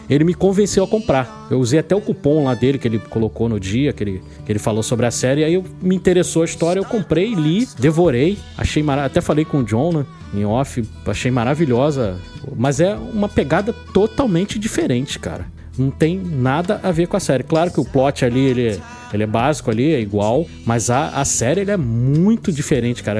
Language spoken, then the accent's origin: Portuguese; Rio de Janeiro, Brazil; aqui no Rio de Janeiro, eu que sou do Rio de Janeiro